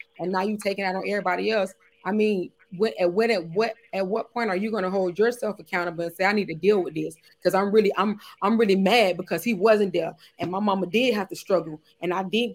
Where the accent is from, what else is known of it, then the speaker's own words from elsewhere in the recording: Miami, Florida, United States; I'm from Florida, you know, I'm from Miami